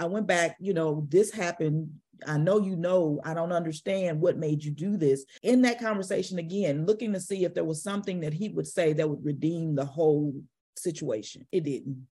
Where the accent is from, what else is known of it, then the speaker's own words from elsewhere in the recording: St. Louis, Missouri, United States; I'm from Saint Louis, Missouri. And I grew up down the street from what's called Echo Children's Home.